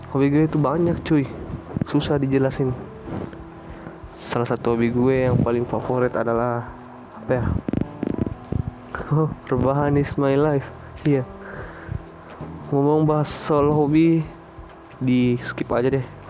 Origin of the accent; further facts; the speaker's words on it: Surabaya, East Java, Indonesia; now in Kolaka, Indonesia; saya lahir di Surabaya, menetap di kota Kolaka